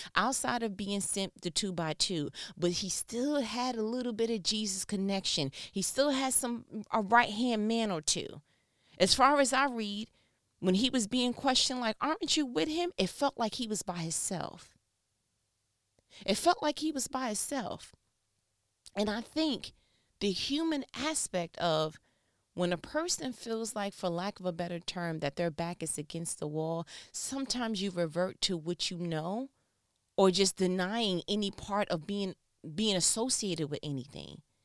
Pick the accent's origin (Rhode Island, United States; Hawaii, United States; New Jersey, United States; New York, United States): New York, United States; I'm from New York